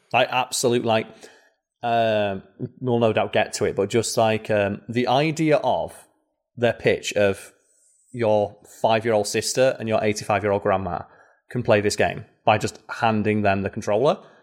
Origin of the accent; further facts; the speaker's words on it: United Kingdom; I'm a British man with hair.